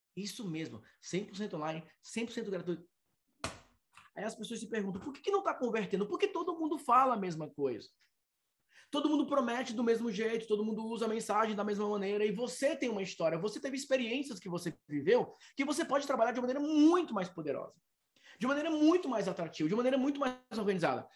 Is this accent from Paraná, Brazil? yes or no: no; Fortaleza, Ceará, Brazil; a minha cidade natal é Fortaleza